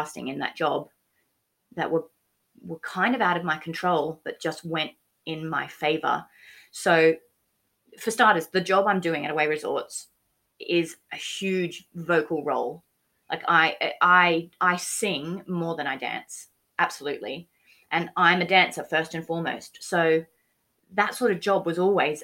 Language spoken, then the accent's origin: English; Australia; moved away; I'm from Australia. Haven't driven in this country.